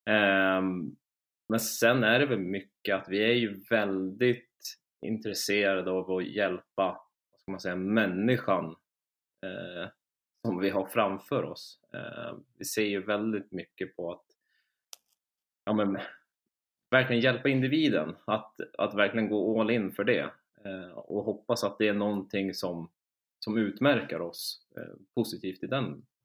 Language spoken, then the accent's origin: Swedish; Stockholm, Stockholm County, Sweden; moved away as an adult; now in Umeå, Sweden; Från grund och botten från Stockholm. Flyttade upp till Umeå för fem år sedan och började plugga.